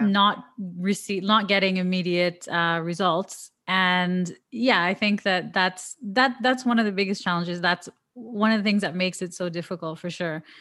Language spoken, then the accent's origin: English; Toronto, Ontario, Canada; now in Dubai, United Arab Emirates; I'm from Toronto